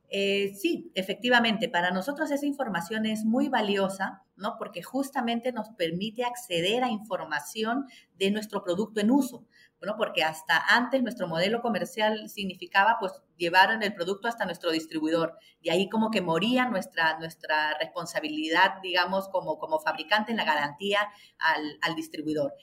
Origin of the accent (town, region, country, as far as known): Peru